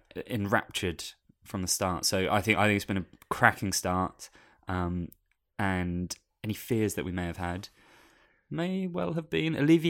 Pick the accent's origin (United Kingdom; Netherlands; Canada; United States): United Kingdom; now in Australia